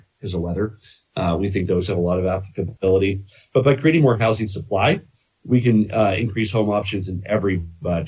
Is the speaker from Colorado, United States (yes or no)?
yes; Boulder, Colorado, United States; my hometown, Boulder